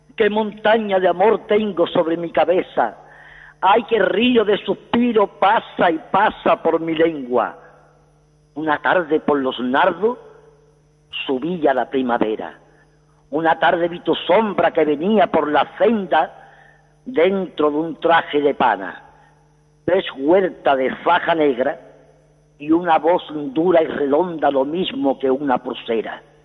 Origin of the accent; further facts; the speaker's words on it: Seville, Andalusia, Spain; now in Madrid, Spain; yo soy de Sevilla, pero llevo aquí en Madrid 55 años.